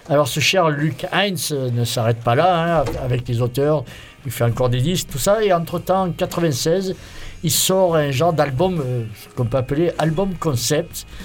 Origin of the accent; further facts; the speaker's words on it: Italy; Et je sais que je suis italien.